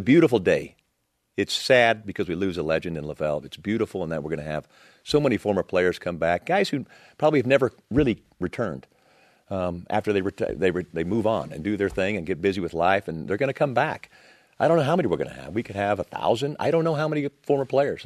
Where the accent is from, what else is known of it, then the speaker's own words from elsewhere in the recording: Texas, United States; moved away as an adult; I was this kid from Texas